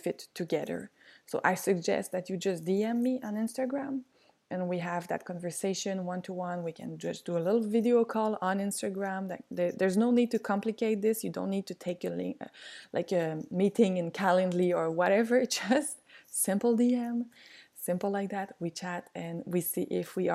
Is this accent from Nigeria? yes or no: no; South Shore of Montreal, Quebec, Canada; I'm just from the South Shore, like on the other side of the bridge. But I went to school in Montreal.